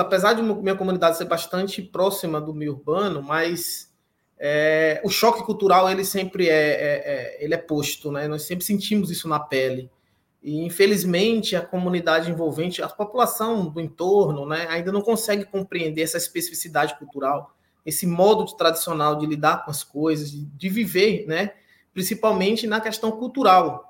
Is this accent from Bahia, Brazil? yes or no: yes; Rodelas, Bahia, Brazil; moved away as an adult; now in Brasília, Brazil; Eu nasci no município de Rodelas, na Bahia, no ano de 1986, em uma cidade chamada Velha Rodelas